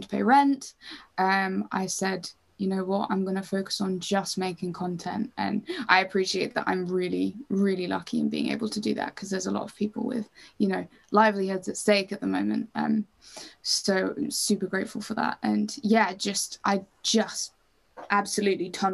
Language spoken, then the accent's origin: English; Cambridge, East of England, United Kingdom; Cambridge, which is my hometown, which is kind of small.